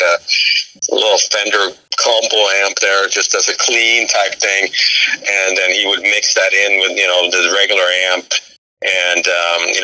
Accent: Sweden; moved away; I grew up in Sweden

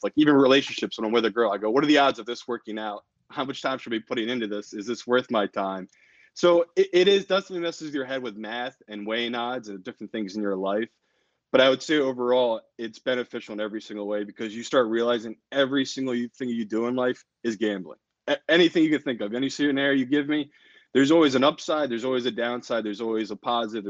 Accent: Philadelphia, Pennsylvania, United States; moved away; my hometown team, the Flyers

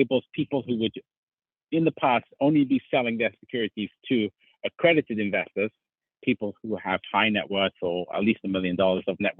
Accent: London, United Kingdom; I was brought up in London, England

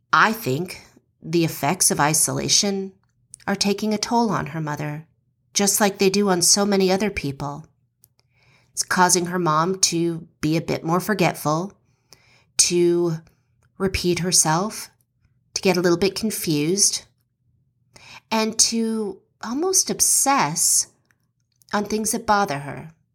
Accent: West Coast, United States; now in Georgia, United States; We grew up on the West Coast

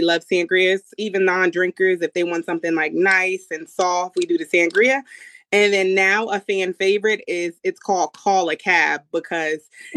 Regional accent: New Jersey, United States; I live in a Giants household because we're from New Jersey originally

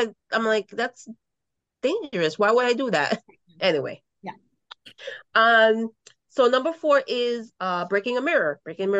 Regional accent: New York City, New York, United States; growing up in the Bronx

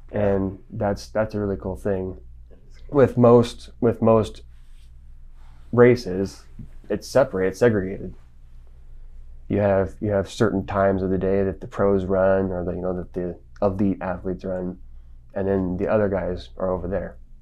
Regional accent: Las Vegas, Nevada, United States; also born or lived in Springfield, Missouri; now in Salt Lake City, United States; I grew up in Las Vegas

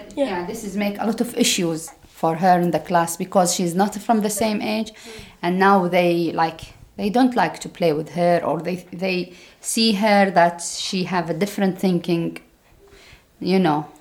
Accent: Jordan; English is a second language; moved away as an adult; now in Denmark; I am from Jordan. Oh. Yeah, I'm Jordanian

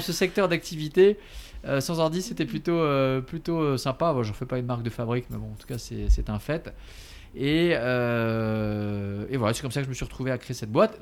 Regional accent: Paris, Île-de-France, France; born or raised there; also born or lived in Alsace

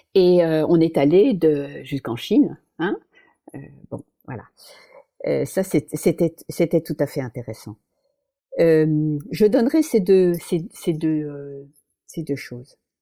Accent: Paris, Île-de-France, France; moved away; ma ville, c'est Paris

